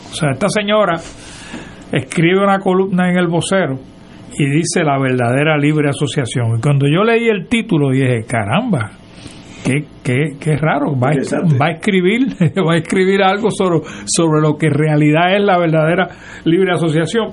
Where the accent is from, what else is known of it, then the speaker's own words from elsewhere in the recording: Puerto Rico; los puertorriqueños, y digo yo, lo somos, somos ciudadanos americanos